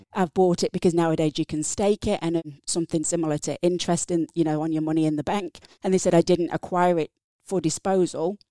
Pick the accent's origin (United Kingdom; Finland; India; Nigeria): United Kingdom; England; accent: English; moved away as an adult; also born or lived in Napier, Hawke's Bay, New Zealand; now in New Zealand; So from my accent, English. Grew up in England